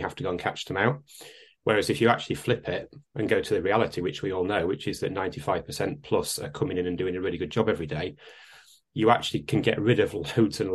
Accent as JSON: {"language": "English", "town": "Salford", "region": "North West England", "country": "United Kingdom", "tie": "born or raised there", "moved": "yes", "said": "I am actually a Lancastrian. I was born in Salford."}